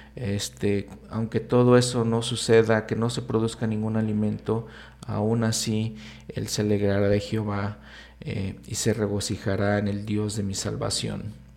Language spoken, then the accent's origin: Spanish; Mexico; como latinoamericano, como mexicano